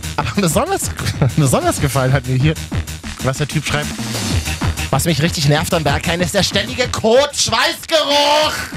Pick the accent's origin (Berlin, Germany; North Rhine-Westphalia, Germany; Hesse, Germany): Berlin, Germany; ich als Berliner, der aus Neukölln ist